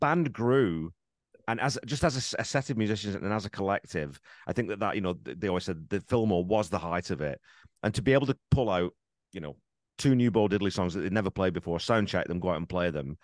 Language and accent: English; England, United Kingdom; now in Canada; I grew up in England